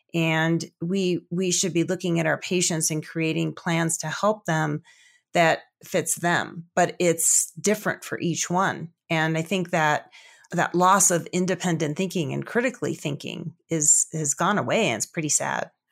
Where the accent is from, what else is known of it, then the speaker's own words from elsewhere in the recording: Chicago, Illinois, United States; also born or lived in Colorado / Pocatello, Idaho / Salt Lake City, Utah; now in Denver, United States; I grew up actually back in the Chicago area, but we were on the outskirts, so we had about five acres